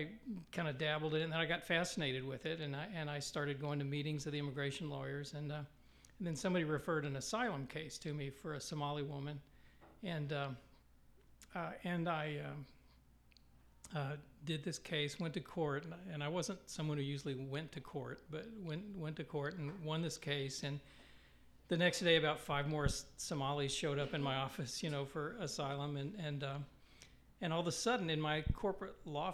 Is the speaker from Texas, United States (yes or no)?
yes; West Texas, United States; moved away as an adult; also born or lived in New York; now in Kansas City, United States; I grew up in West Texas and grew up in church